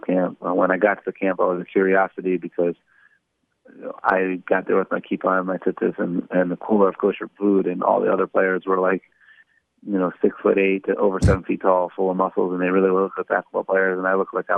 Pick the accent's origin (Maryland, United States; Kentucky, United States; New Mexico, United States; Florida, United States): Maryland, United States; Baltimore; I grew up in Baltimore, Maryland.